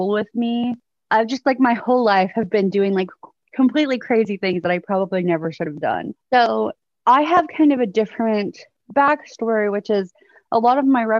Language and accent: English; outside Houston, Texas, United States; also born or lived in Oklahoma; I was born in Oklahoma. And when I was 2, I moved to Texas. So I grew up in Texas. I've lived here pretty much my whole life, just right outside of Houston